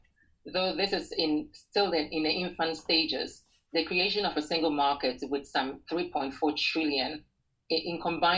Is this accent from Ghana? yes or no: yes; Ghana; moved away; I'm from Ghana originally